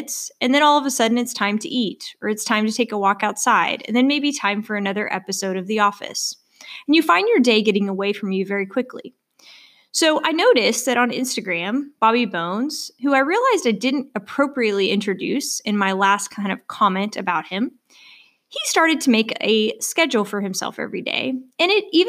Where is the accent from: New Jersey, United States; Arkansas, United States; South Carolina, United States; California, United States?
Arkansas, United States; also born or lived in Missouri / North Carolina / Wisconsin; now in Stillwater, United States; I'm originally from Arkansas